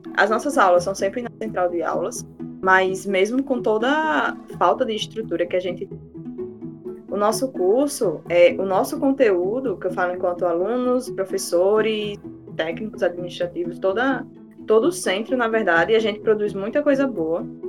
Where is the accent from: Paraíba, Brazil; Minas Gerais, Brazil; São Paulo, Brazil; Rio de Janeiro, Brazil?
Paraíba, Brazil; João Pessoa; sou da Terra onde o Sol Nasce Primeiro desse estado maravilhoso